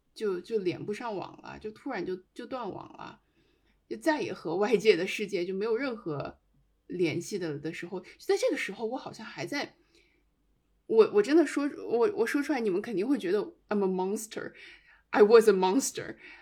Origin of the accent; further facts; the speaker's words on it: Xinjiang, China; 我是一个新疆人